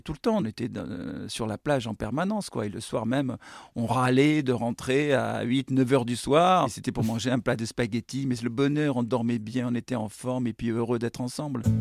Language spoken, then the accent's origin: French; Bordeaux, Nouvelle-Aquitaine, France; also born or lived in Bègles; je suis bordelais